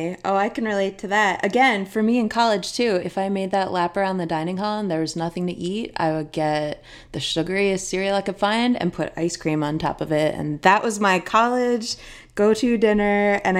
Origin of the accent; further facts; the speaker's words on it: Philadelphia, Pennsylvania, United States; also born or lived in Boston; now in Los Angeles, United States; I moved to Los Angeles from Philadelphia by way of Boston a few years ago.